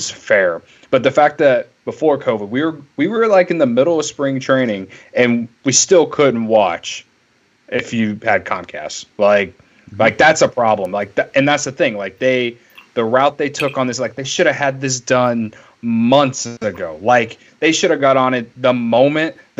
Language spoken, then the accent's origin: English; Illinois, United States; we're from Illinois